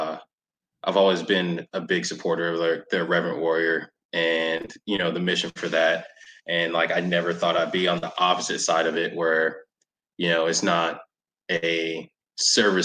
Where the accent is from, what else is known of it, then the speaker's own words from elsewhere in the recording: Raleigh, North Carolina, United States; moved away; I'm originally from North Carolina, so like I grew up in Raleigh